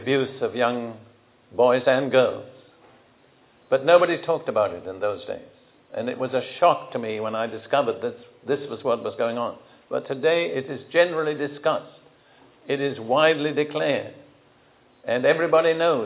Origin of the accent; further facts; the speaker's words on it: United Kingdom; moved away as an adult; also born or lived in Israel; now in United States; I grew up in Britain between the two world wars